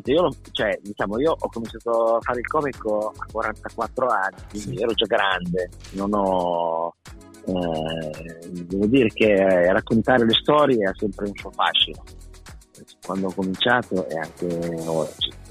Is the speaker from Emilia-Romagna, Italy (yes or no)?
yes; Emilia-Romagna, Italy; moved away as an adult; also born or lived in Riccione; now in Bologna, Italy; sono romagnolo